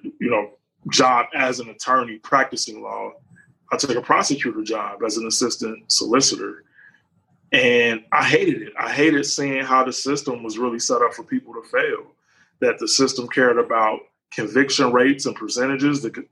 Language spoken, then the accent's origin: English; Cincinnati, Ohio, United States; I grew up in Cincinnati, Ohio